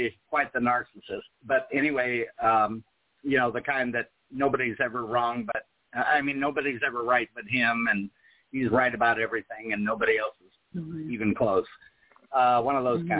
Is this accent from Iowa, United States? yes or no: yes; Des Moines, Iowa, United States; also born or lived in California / Cherokee, Iowa; now in Huntsville, United States; at 8 years old, we moved from California to the state of Iowa, and that's where her family is from